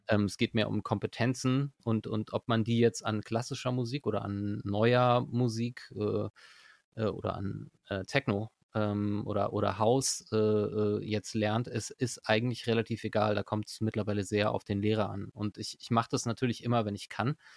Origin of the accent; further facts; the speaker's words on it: Berlin, Germany; moved away as an adult; now in Osnabrück, Germany; ich bin nicht hier geboren, ich bin in Berlin geboren eigentlich.